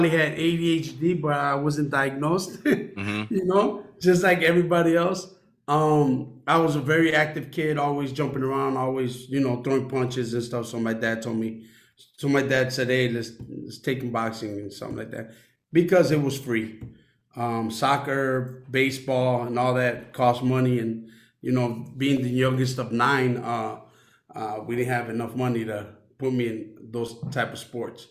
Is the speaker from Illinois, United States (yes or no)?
yes; Chicago, Illinois, United States; I grew up in the north side of Chicago.